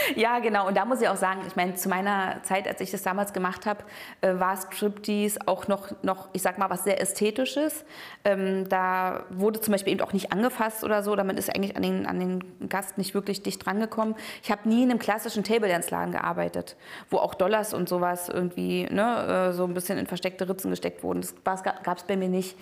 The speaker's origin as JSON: {"language": "German", "region": "East Germany", "country": "Germany", "tie": "born or raised there", "said": "Ich bin halt in der DDR aufgewachsen"}